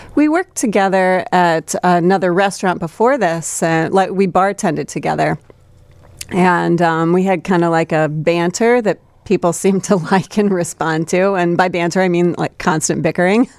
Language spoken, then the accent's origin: English; Buckingham, Iowa, United States; now in Chicago, United States; I grew up on a farm in Iowa.